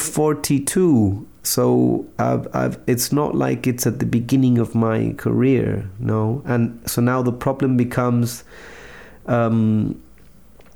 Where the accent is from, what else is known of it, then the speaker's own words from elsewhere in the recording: Chile; I'm from Chile